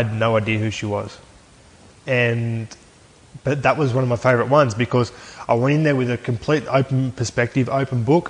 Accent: Aberdeen, New South Wales, Australia; I grew up in Aberdeen, New South Wales, and my old man um, played for the Aberdeen Tigers

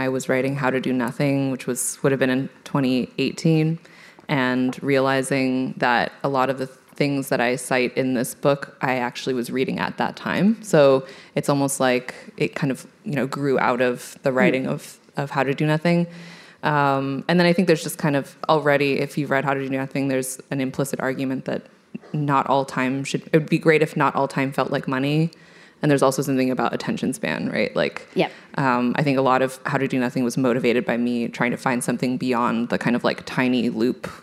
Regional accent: California, United States; I'm from California

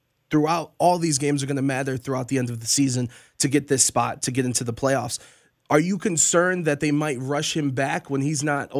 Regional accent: Cleveland, Ohio, United States; I'm from Cleveland

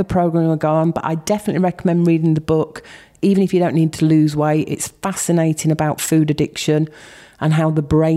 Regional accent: Yorkshire and the Humber, United Kingdom; I'm from Yorkshire.

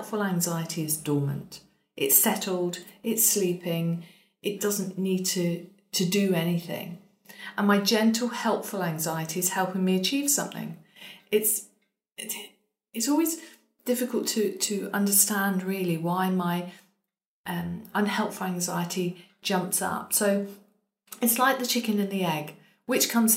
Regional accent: United Kingdom; I was told that I'm so British, which is very true

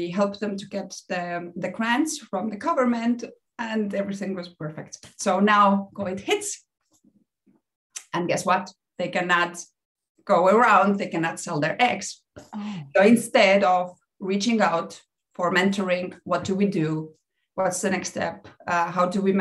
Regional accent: Estonia; moved away as an adult; now in Mexico; I'm originally from Estonia. I moved to Mexico almost 10 years ago.

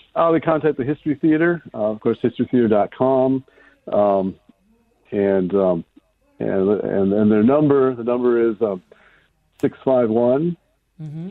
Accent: Kensington, Minnesota, United States; I, grew up in Kensington, where the runestone was was found

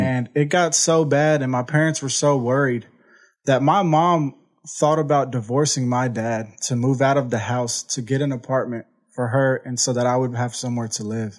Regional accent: Houston, Texas, United States; I'm from Houston, Texas. Uh, I grew up in an amazing family.

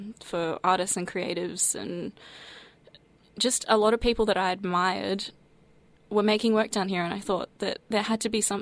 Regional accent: Sunshine Coast, Queensland, Australia; I grew up on the Sunshine Coast in Queensland, so it's a regional coastal town

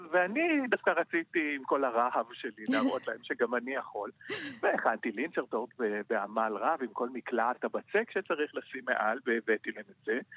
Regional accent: Jerusalem, Jerusalem District, Israel; אני גדלתי בירושלים, עשיתי אוניברסיטה בירושלים, אה, ביליתי שנים רבות במטבח הביתי

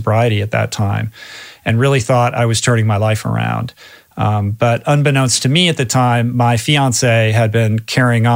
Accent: East Coast, United States; moved away as an adult; also born or lived in California; I grew up on the East Coast and ended up going to college in California

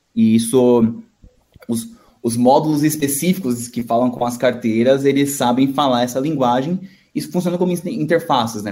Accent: São Paulo, Brazil; nascido e crescido aqui em São Paulo mesmo

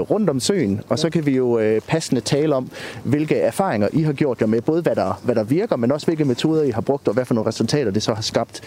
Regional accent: Aarhus, Central Denmark Region, Denmark; jeg kommer selv fra Aarhus

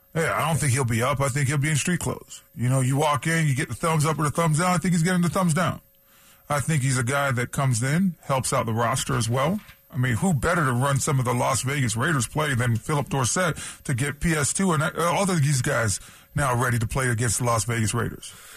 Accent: Toronto, Ontario, Canada; moved away; also born or lived in San Diego; as a kid, you know, growing up in Toronto

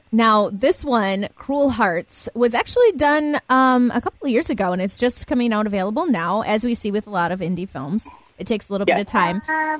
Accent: Port Edwards, Wisconsin, United States; I graduated from Port Edwards in 98.

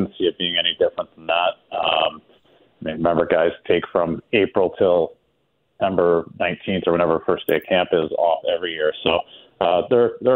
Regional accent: Canada; now in South Florida, United States; my home country of Canada

